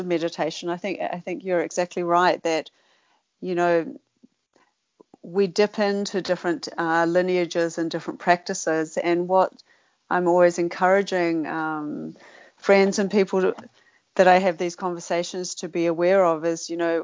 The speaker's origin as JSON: {"language": "English", "town": "Sydney", "region": "New South Wales", "country": "Australia", "tie": "born or raised there", "said": "when I grew up in Sydney"}